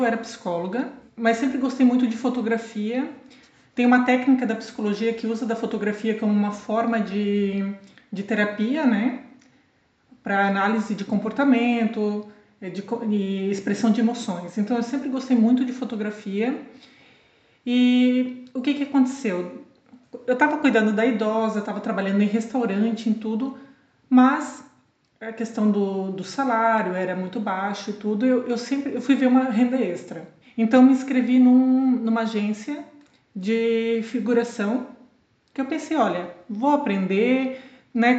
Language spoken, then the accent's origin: Portuguese; Blumenau, Santa Catarina, Brazil; moved away as an adult; also born or lived in Boston / Lisbon; now in Portugal; na mesma cidade, né, onde eu nasci e cresci, sim, sou de Blumenau.